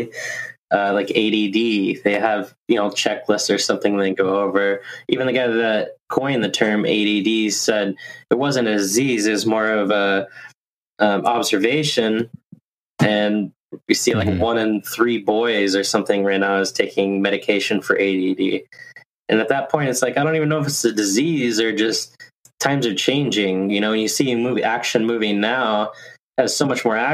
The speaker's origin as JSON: {"language": "English", "town": "Newport Beach", "region": "California", "country": "United States", "tie": "born or raised there", "said": "I grew up in Newport, so I'd go down to the beach every day"}